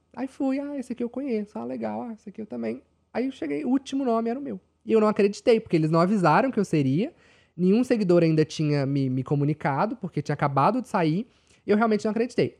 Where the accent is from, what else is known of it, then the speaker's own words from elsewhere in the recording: Belo Horizonte, Minas Gerais, Brazil; eu sou de Minas, de Belo Horizonte